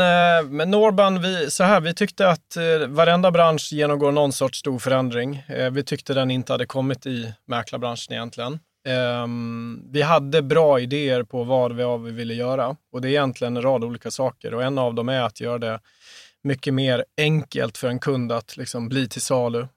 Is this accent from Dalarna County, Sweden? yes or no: yes; Mora, Dalarna County, Sweden; moved away as an adult; now in Skåne, Sweden; Min pappa hade drivit en, eh, en franchise i, i Mora, där vi kommer ifrån, både jag och, jag och han